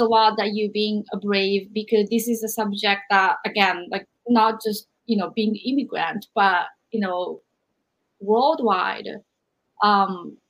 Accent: Japan; moved away; growing up in Japan

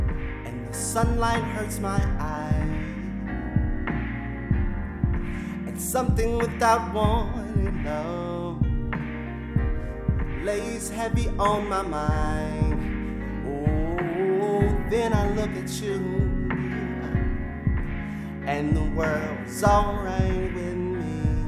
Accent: West Virginia, United States; as well as my home state of West Virginia.

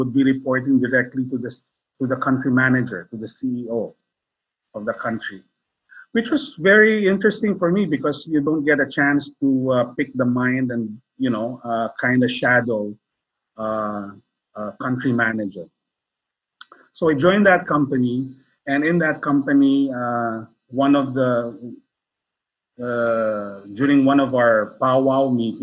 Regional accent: Philippines; I'm Filipino.

